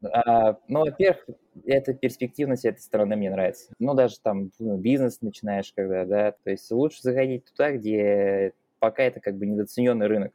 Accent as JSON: {"language": "Russian", "country": "Russia", "also_born_or_lived": "Tatarstan", "moved": "as an adult", "lives_now": "Valencia, Spain", "said": "я из России"}